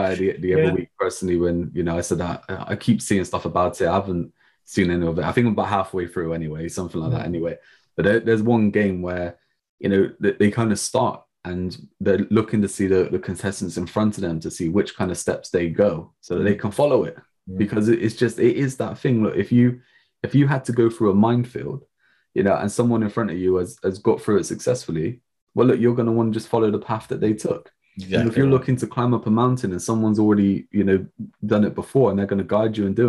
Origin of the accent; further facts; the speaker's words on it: England, United Kingdom; us being English, you know, being British